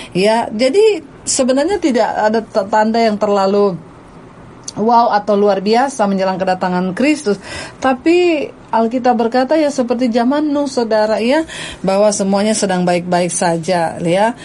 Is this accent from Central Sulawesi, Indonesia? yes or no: yes; Poso, Central Sulawesi, Indonesia; born there; saya lagi ada di di kota Poso di tempat kelahiran saya